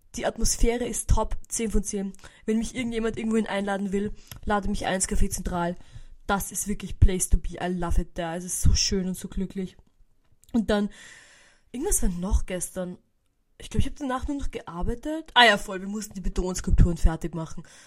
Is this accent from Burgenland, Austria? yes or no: yes; Burgenland, Austria; nach Hause gefahren bei uns im Burgenland